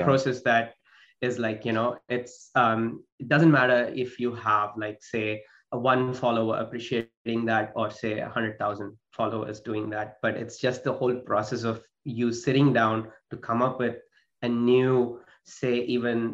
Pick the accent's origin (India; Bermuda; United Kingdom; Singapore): India; southern India; moved away as an adult; also born or lived in United States / Sri Lanka / Australia; now in Canada; I was born and raised in India. So being mostly, you know, in the southern side of India, grew up there.